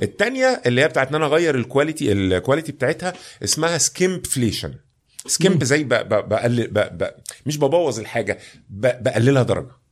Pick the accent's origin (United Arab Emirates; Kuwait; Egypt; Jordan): Egypt